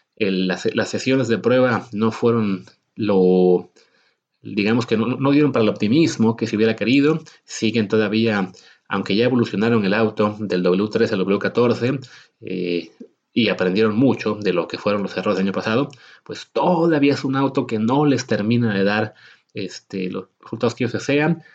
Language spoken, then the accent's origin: Spanish; Mexico; nosotros como mexicanos